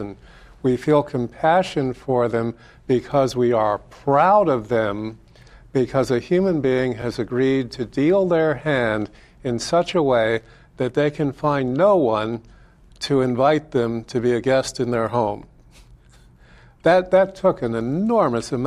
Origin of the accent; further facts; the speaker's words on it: United States; I'm an American